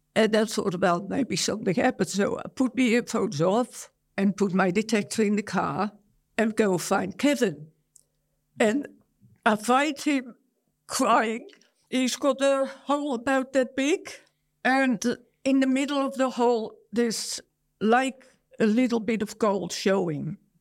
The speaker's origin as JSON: {"language": "English", "country": "Netherlands", "tie": "born or raised there", "moved": "as an adult", "lives_now": "Australia", "said": "I was born in Holland, one of twelve children. I went to Australia at twenty-five, twenty-six years of age"}